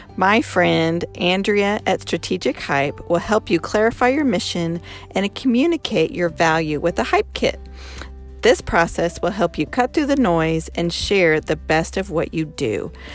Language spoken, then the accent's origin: English; Boulder, Colorado, United States; moved away; also born or lived in Sand Springs; I'm from Boulder